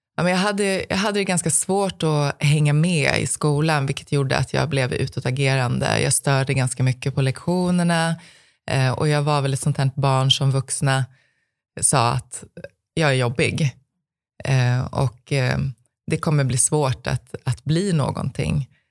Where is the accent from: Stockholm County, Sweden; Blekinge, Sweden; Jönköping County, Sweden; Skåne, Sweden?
Stockholm County, Sweden; Stockholm; jag växte upp i södra Stockholm